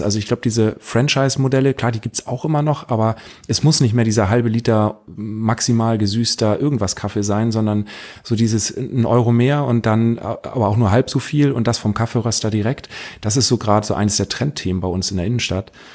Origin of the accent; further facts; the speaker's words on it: Northern Germany, Germany; bei uns in Norddeutschland